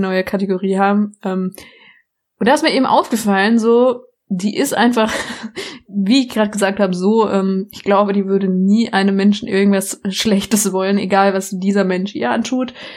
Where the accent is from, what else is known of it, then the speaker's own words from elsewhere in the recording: Baden-Württemberg, Germany; ich komme aus Baden-Württemberg